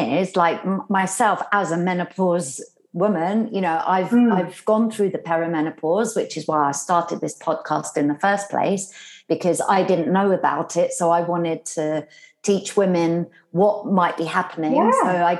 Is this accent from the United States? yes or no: no; Ireland; I'm an Irish girl through and through.